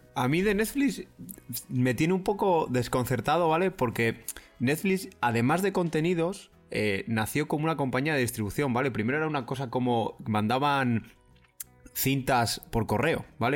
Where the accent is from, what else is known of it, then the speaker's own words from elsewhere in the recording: Spain; soy español